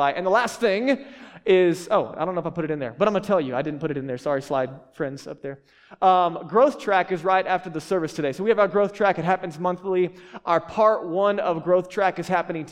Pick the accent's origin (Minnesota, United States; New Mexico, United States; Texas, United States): Texas, United States; I grew up in Texas